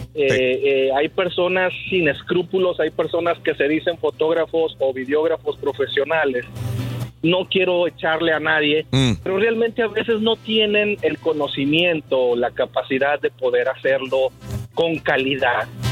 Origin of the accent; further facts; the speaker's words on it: San Luis Potosí, Mexico; moved away; also born or lived in Matamoros, Tamaulipas / Ciudad Victoria, Tamaulipas; soy de San Luis Potosí, pero me casé con una dama tamaulipeca.